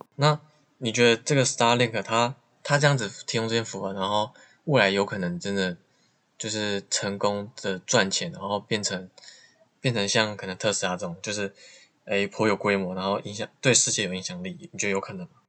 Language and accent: Chinese; Taiwan; 我身在台湾